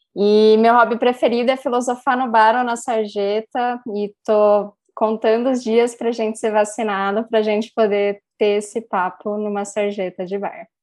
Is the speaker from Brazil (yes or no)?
yes; Vinhedo, São Paulo, Brazil; now in Campinas, Brazil; eu sou de São Paulo, é, eu mudei para Vinhedo bem novinha com os meus pais